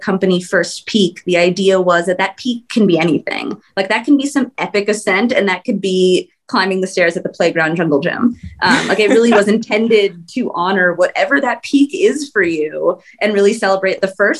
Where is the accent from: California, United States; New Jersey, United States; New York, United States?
California, United States; Southern; also born or lived in Bay Area; Yeah, I grew up in Southern California.